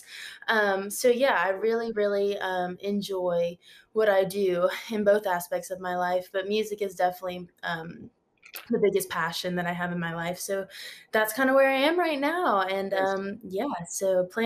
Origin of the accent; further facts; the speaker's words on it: Huntsville, Alabama, United States; moved away as an adult; now in Nashville, United States; I am originally from Huntsville, Alabama, the Rocket City of the Southeast, and loved growing up there